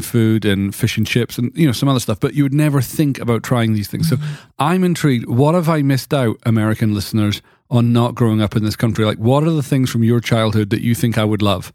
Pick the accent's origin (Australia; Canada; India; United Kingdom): United Kingdom; moved away; in Britain, there's all these things that were just part of my childhood